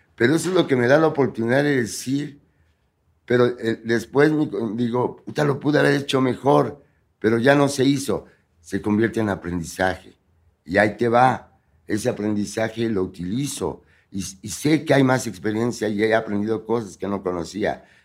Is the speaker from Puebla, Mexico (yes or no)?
yes; Puebla, Mexico; moved away; nací en Puebla